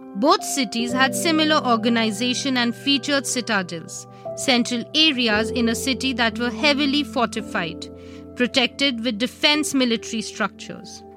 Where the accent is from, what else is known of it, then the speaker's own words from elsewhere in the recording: India; We, as Indians